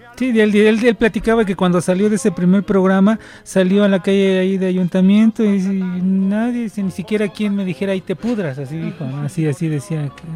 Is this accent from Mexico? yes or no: yes; Mexico; born or raised there